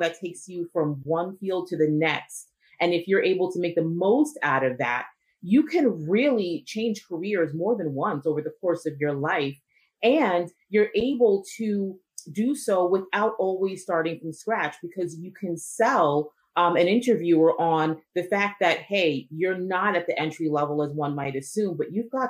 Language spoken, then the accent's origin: English; New Jersey, United States; I was born and raised here in New Jersey, educated in New Jersey and in New York. So I am an East Coast girl